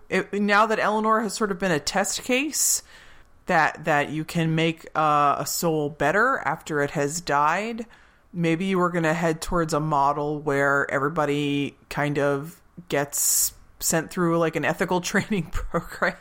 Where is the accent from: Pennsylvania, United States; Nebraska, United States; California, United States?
Pennsylvania, United States; born or raised there